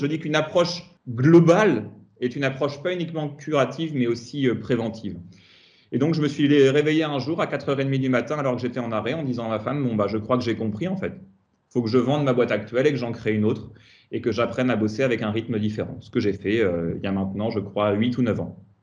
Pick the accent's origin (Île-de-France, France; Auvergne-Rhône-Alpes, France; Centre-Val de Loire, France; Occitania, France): Centre-Val de Loire, France; Tours; moved away as an adult; also born or lived in Paris region; now in Yvelines, France; Je suis un Tourangeau d'origine